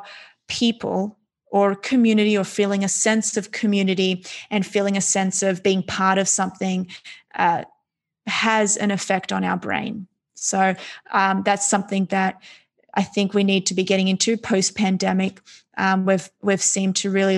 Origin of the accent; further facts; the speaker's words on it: Australia; I was born and raised in Australia to immigrant parents